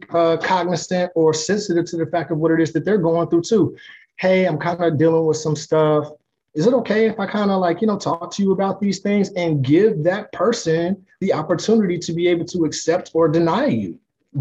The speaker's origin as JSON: {"language": "English", "town": "Greensboro", "region": "North Carolina", "country": "United States", "moved": "yes", "said": "I'm from Greensboro, North Carolina. I go back home as often as my wife will"}